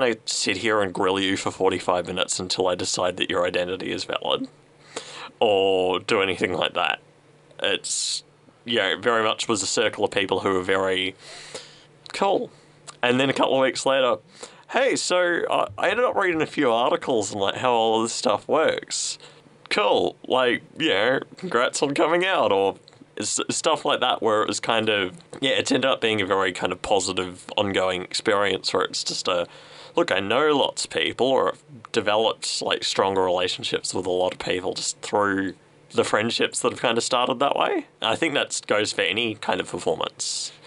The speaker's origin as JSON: {"language": "English", "town": "Sunbury", "region": "Victoria", "country": "Australia", "tie": "born or raised there", "said": "I grew up in Sunbury"}